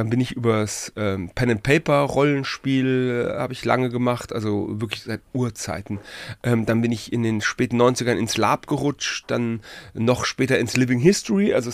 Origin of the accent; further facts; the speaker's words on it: Frankfurt, Hesse, Germany; born there; Ich komme aus Frankfurt. Ich bin du kommst Frankfurt aus Frankfurt, geboren, ja.